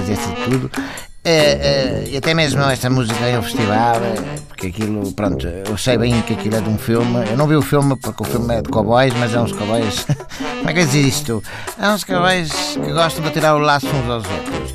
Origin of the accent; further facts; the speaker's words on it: Cacém, Lisbon, Portugal; sou do Cacém.